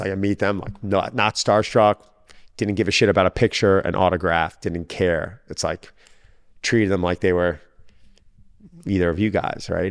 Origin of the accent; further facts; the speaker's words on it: Long Island, New York, United States; I was from New York. lived in Long Island